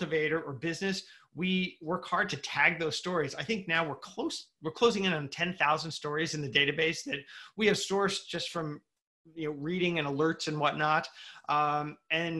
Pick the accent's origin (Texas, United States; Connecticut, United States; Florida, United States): Connecticut, United States; I came back to Connecticut, started looking around at what my home state had